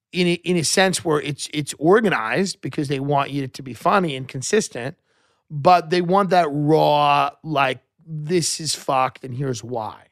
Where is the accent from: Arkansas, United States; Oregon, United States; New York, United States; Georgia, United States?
New York, United States; Long Island; the boomers that I grew up with on Long Island